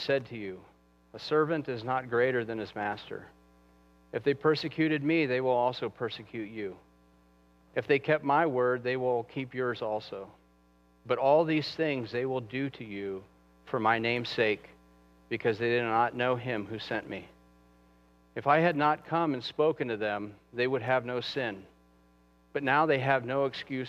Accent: United States; we as American Christians, we live in such comfort

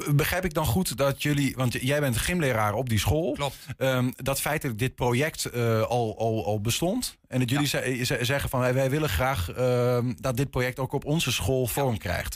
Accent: Enschede, Overijssel, Netherlands; ik ben gewoon opgegroeid in Enschede.

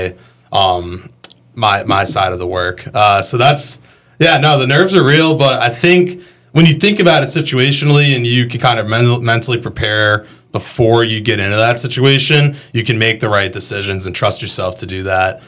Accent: Boston, Massachusetts, United States; moved away as an adult; also born or lived in Montana / Pennsylvania; now in Greenville, United States; I grew up in Boston

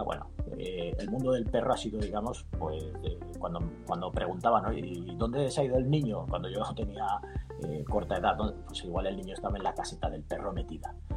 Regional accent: Burgos, Castile and León, Spain; now in Benicàssim, Spain; nací en el norte de España, nací en Burgos, aunque ahora vivo en Castellón, vivo en Benicassim

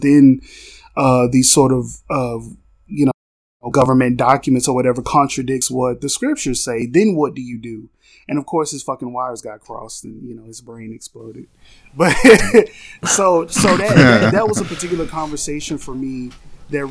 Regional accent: Texas, United States; I'm a Texan.

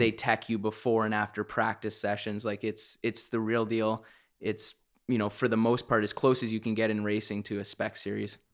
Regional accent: Canada; being a Canadian

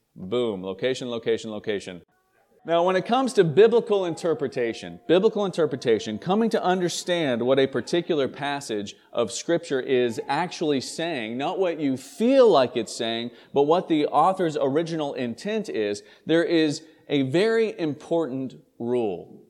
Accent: East Tennessee, United States; now in St. Albans, Vermont, United States; I grew up in Tennessee, in, in East Tennessee

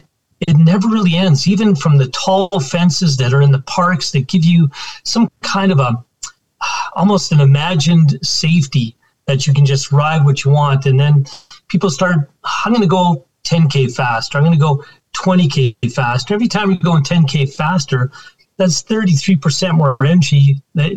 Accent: Alberta, Canada; also born or lived in Saskatchewan; I was born in Saskatchewan and been in Alberta all my life.

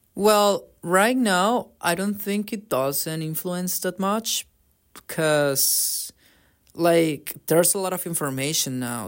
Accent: Colombia; now in Canada; I come from Colombia

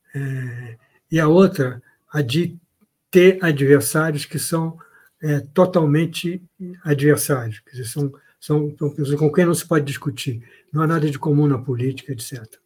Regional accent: Brazil; sou brasileiro

